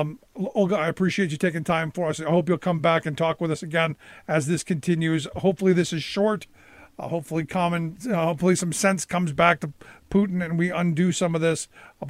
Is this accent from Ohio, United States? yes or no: yes; Cleveland, Ohio, United States; I grew up in Cleveland, so I know the state fairly well.